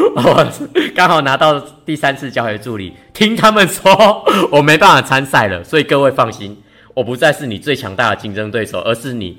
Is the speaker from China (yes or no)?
no; Yonghe, New Taipei, Taiwan; 台北永和的嘉里面